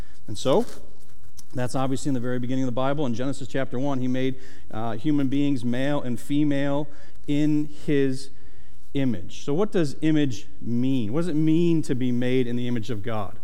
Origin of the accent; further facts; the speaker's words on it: Syracuse, New York, United States; now in Delaware, United States; I'm from Syracuse, New York